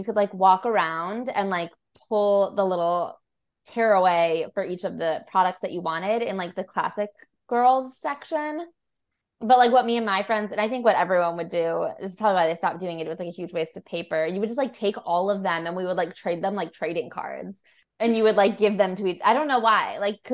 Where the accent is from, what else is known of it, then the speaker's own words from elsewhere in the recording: Chicago, Illinois, United States; I was from Chicago where we had like the American Girl doll store